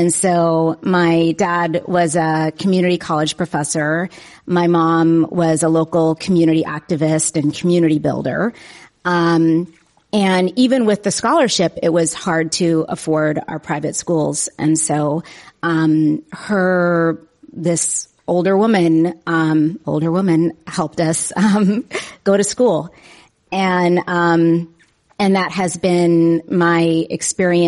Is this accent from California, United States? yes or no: yes; East Palo Alto, California, United States; I grew up in East Palo Alto, California